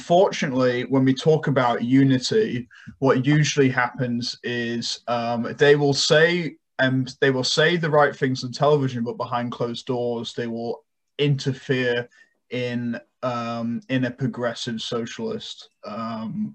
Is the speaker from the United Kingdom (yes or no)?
yes; United Kingdom; now in United States; my home country in the UK